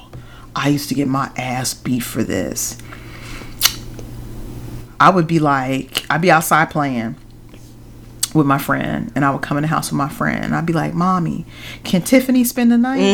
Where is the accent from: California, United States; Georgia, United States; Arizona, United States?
California, United States; moved away; I grew up in California, the West Coast